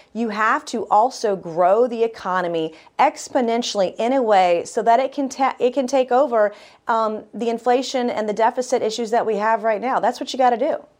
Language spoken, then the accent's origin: English; South Carolina, United States; I'm proud of my home state of South Carolina.